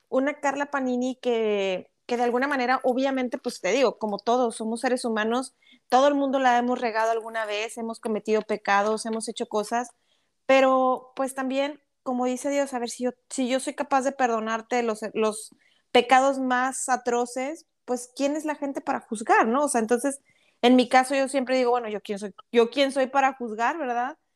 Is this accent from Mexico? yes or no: yes; Monterrey, Nuevo León, Mexico; No, y mira, realmente te soy franca y digo, como buena regia, tú sabes que los regios somos muy directos